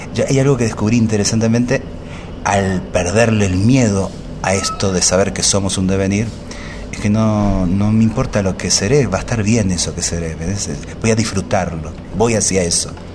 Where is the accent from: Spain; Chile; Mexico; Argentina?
Argentina; Buenos Aires; Yo nací acá en Buenos Aires, de mamá tucumana y de papá pampeano.